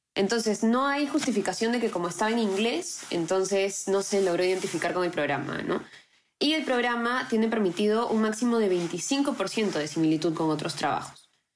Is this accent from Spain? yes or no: no; Peru; nosotros como peruanos